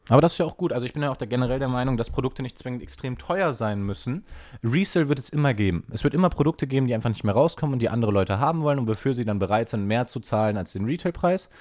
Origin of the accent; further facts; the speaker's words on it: Ruhr area, North Rhine-Westphalia, Germany; ich komme aus dem Ruhrgebiet, da gab es viele Polen